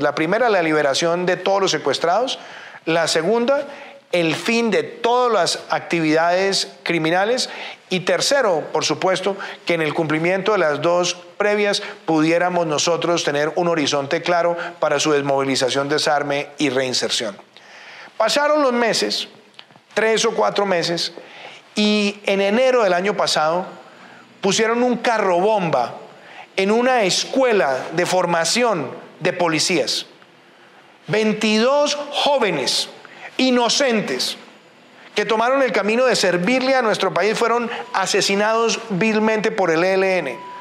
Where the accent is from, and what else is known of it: Colombia